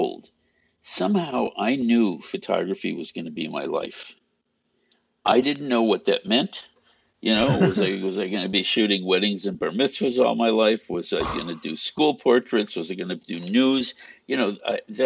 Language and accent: English; Chicago, Illinois, United States; I grew up outside of Chicago. Well, in the first suburb outside of Chicago. So it was virtually Chicago and North Side.